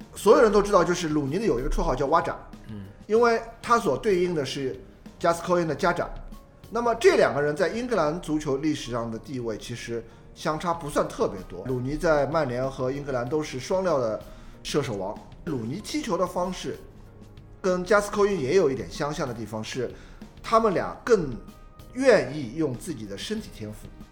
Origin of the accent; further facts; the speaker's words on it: China; 我们中国人的说法